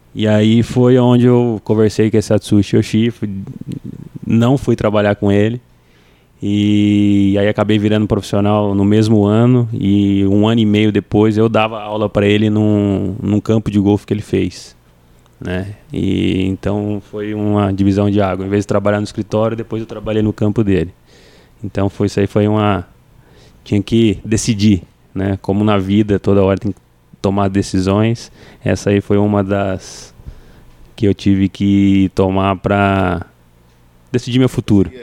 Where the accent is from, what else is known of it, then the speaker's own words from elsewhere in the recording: Cambé, Paraná, Brazil; Eu sou natural de Cambé, Paraná